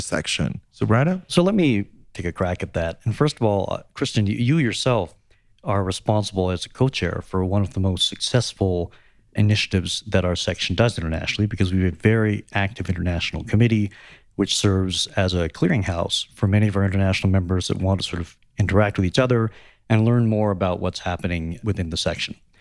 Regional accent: Canada; as a Canadian member

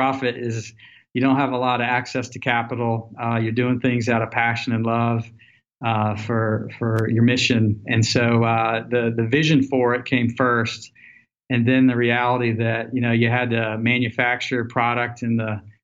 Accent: Nashville, Tennessee, United States; moved away as an adult; also born or lived in Colorado; growing up in Nashville, Tennessee, I graduated college

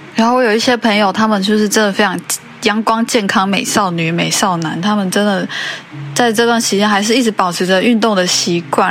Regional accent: Taiwan; 我们台湾人比较常讲的那个蜜大腿吧

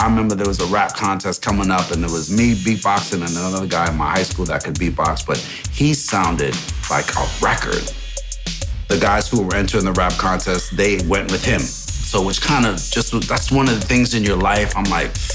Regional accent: Union City / Englewood / Teaneck, New Jersey, United States; also born or lived in Kingston, Jamaica / St. Andrew, Jamaica; once I moved from Jamaica and lived in Union City for a while, I was going to school in Union City

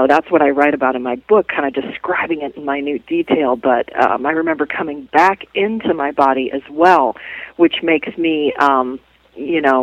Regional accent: Midwest, United States; growing up in the Midwest back in the day

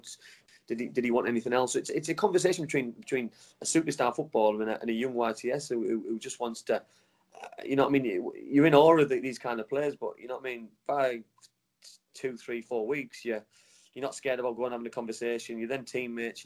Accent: Middlesbrough, North East England, United Kingdom; to be a Middlesbrough lad was just the best feeling in the world

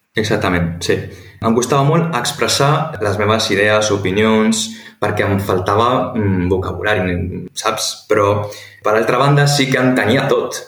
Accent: Alghero, Sardinia, Italy; moved away as an adult; also born or lived in Barcelona, Spain / Canary Islands, Spain; now in Valencia, Spain; sóc de l'Alguer, de la ciutat catalana de Sardenya

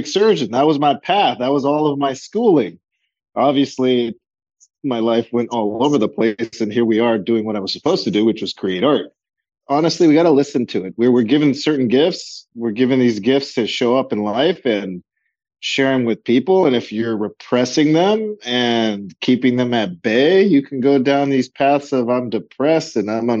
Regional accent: Los Angeles, California, United States; Both of my parents were born in Colombia. I'm first generation, born here

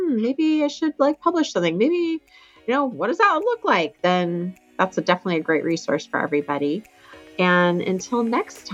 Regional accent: Alaska, United States; moved away; Tamara and I grew up in Alaska together

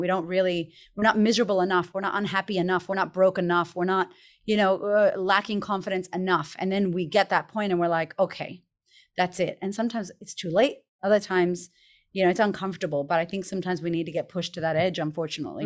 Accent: Boston, Massachusetts, United States; I grew up in America, in Boston, Massachusetts

